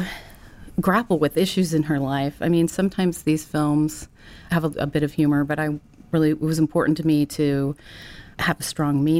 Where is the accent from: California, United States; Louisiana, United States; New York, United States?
California, United States; Ventura; a tomboy growing up in Ventura, skateboarding, surfing, camping